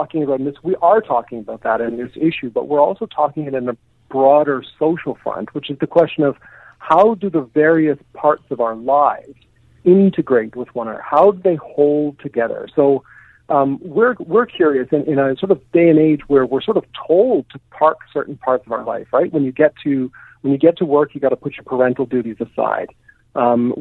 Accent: Canada; as a Canadian

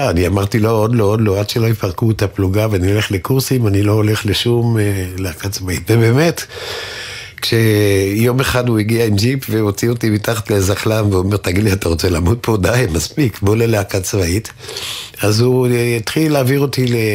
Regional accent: Tel Aviv, Tel Aviv District, Israel; נולדתי נגיד. בתל אביב, ברחוב נחמני.

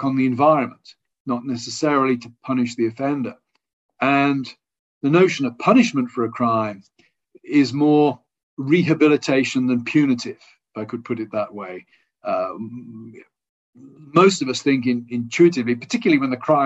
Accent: England, United Kingdom; I'm an Englishman.

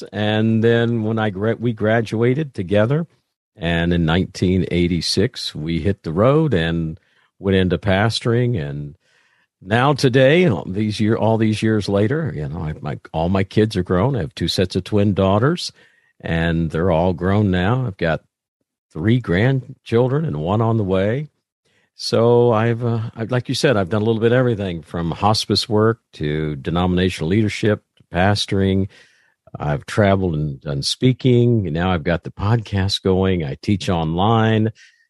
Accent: Indiana, United States; Okay. So, well, I grew up in Southern Indiana.

